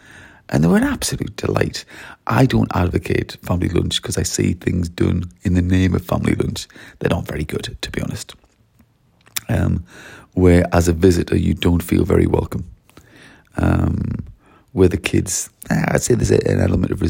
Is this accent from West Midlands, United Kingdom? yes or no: no; Wales, United Kingdom; I'm really from Wales, but I've been working in Surrey this week